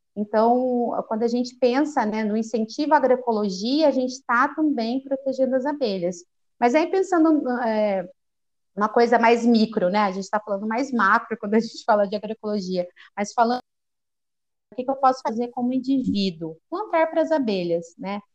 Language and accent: Portuguese; Campinas, São Paulo, Brazil; also born or lived in Rio de Janeiro; eu sou de Campinas, interior de São Paulo